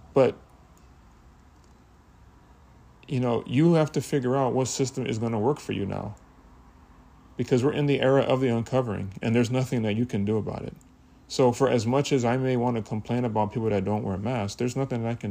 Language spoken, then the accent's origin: English; United States; I was born in America